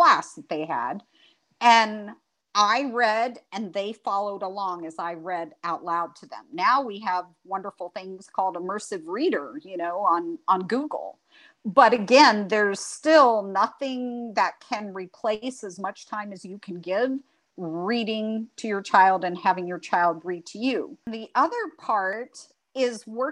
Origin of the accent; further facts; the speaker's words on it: Greece; also born or lived in Tennessee / Alabama / Utah / Hawaii; now in North Carolina, United States; I grew up in Greece. I didn't grow up in the United States.